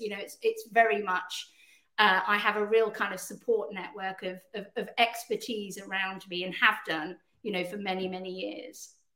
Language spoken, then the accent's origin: English; United Kingdom; also born or lived in Canada; despite my accent, I'm actually Canadian as well as British